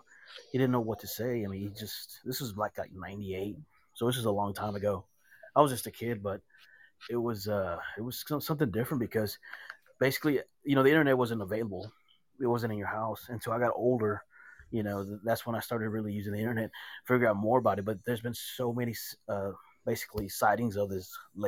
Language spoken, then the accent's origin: English; Dallas, Texas, United States; I'm from Dallas